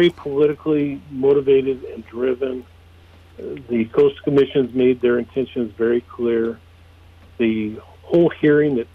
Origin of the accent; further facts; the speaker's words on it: California, United States; so both my father and mother raced Jeeps there in the 60s. And so I grew up experiencing riding in Jeeps from underneath the Pismo Pier all the way down to Point Sal